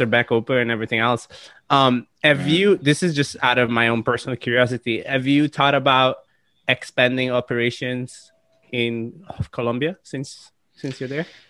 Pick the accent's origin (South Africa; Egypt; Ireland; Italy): Italy; now in United States; being born and raised in Italy